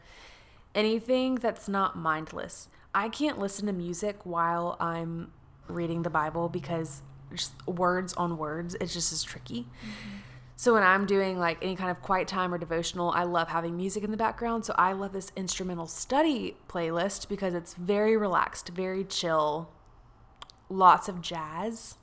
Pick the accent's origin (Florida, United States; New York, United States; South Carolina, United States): South Carolina, United States; growing up in South Carolina, water polo wasn't even on the list.